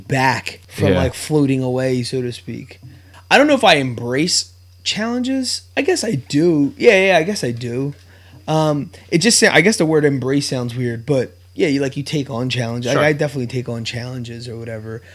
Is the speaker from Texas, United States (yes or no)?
no; Bristol, Pennsylvania, United States; also born or lived in Philadelphia; we grew up in Bristol Borough, went to Bristol High. It's like a small town, small school